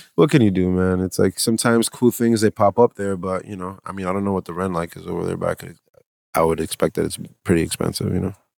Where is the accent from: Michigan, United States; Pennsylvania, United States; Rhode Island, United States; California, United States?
Rhode Island, United States; Providence; growing up in Providence